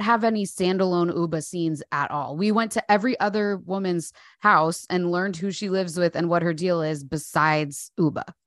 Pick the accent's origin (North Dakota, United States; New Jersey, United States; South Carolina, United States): New Jersey, United States; I'm definitely visibly and palpably Jersey